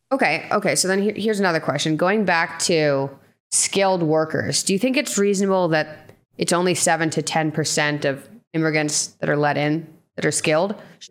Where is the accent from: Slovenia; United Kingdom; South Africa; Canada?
Canada; moved away as an adult; now in United States; so I'm Canadian, right? And I'm planning on staying in the US because I don't want to go back to Canada